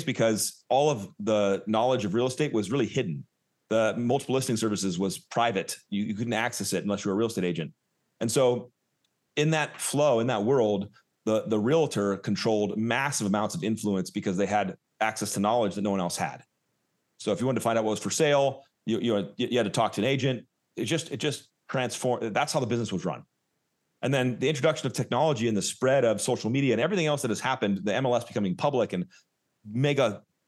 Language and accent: English; Southern California, United States; also born or lived in Oakland, California; I'm from SoCal.